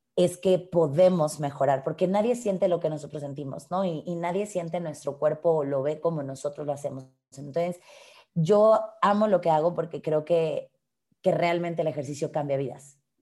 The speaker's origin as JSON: {"language": "Spanish", "country": "Mexico", "said": "soy una mujer mexicana de casi 32 años"}